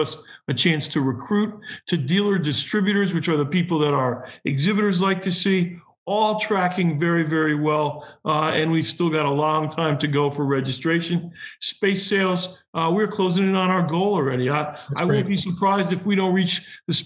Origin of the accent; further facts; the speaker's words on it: New England, United States; I'm a New Englander too